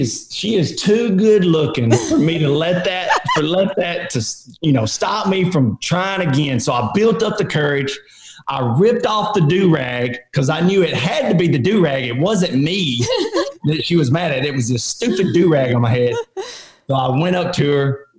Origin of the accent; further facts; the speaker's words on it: Alabama, United States; accent: southern; I'm from Alabama, but I was just saying that because I have a deeper accent, southern accent